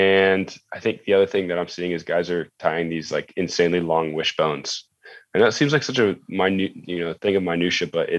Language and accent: English; United States; being American